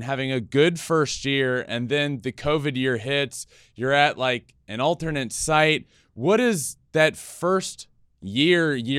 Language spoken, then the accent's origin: English; Virginia, United States; moved away; I grew up in Virginia and played college ball over there.